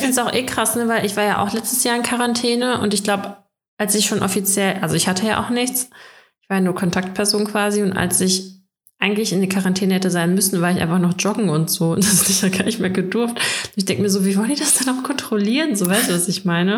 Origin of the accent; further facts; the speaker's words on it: Russia; now in Germany; bei uns in Russland